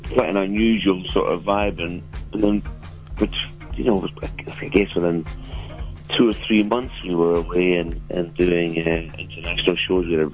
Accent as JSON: {"language": "English", "town": "Dunedin", "region": "Otago", "country": "New Zealand", "tie": "born or raised there", "also_born_or_lived": "United Kingdom", "moved": "yes", "said": "I grew up in Dunedin"}